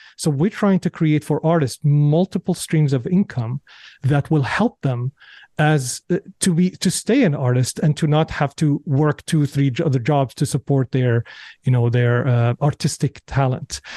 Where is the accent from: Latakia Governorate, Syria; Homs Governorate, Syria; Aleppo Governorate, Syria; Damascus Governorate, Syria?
Damascus Governorate, Syria; Damascus; moved away; growing up in Syria, in Syria, people are very, very well read